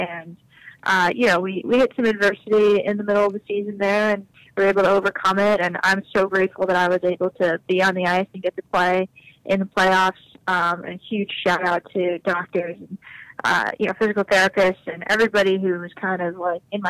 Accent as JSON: {"language": "English", "region": "New York", "country": "United States", "tie": "born or raised there", "also_born_or_lived": "Boston", "said": "my hometown"}